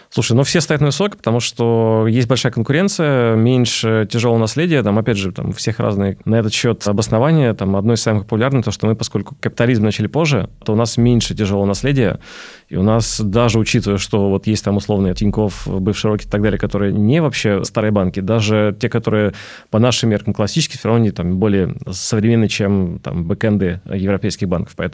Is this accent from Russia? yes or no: no; Belarus; Я вижу просто белорус, поэтому мне не все открывают карты.